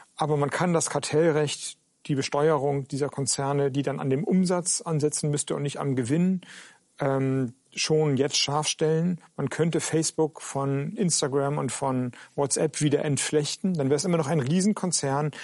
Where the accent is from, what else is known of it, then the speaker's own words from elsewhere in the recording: Schleswig-Holstein, Germany; moved away; in Schleswig-Holstein, in meinem alten Heimatland